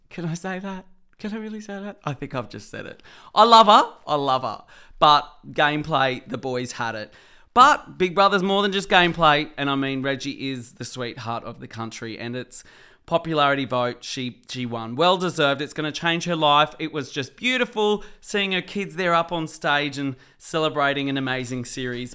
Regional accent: Sydney, New South Wales, Australia; also born or lived in Blue Mountains; Western Sydney, where I grew up, the Hawkesbury and South West Sydney

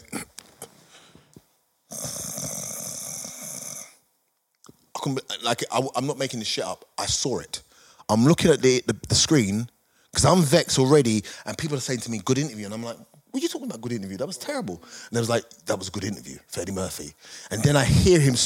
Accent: United Kingdom; we're British

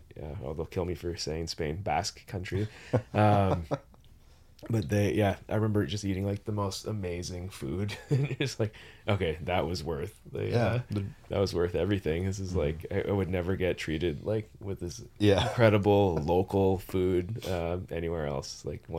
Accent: Sudbury, Ontario, Canada; I grew up in Ontario.

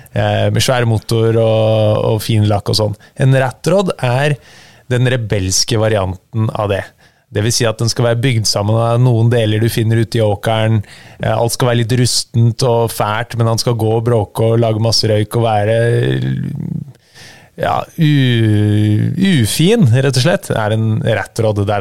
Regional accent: Norway; Jeg vokste opp på et vann som heter Langen, på Sigrud.

